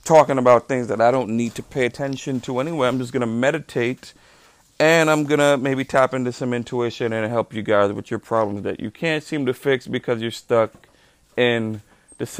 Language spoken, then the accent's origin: English; Trinidad & Tobago; now in United States; I grew up in Trinidad and Tobago